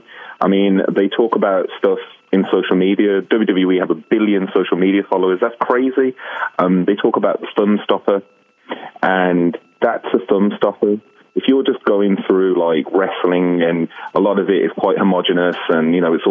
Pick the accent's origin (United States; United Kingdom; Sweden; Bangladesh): United Kingdom; Birmingham, West Midlands; I'm from Birmingham.